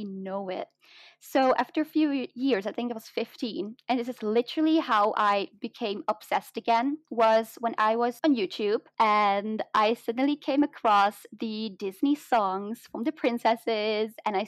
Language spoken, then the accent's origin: English; Flanders, Belgium; accent: mix of British and American English; first language Dutch; English is a second language; It's like the Flemish side, so I speak Flemish